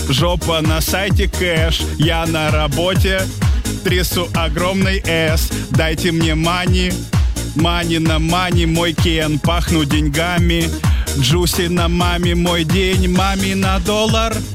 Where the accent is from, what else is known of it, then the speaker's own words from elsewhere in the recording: Belgorod, Belgorod Oblast, Russia; А, сам с Белгорода.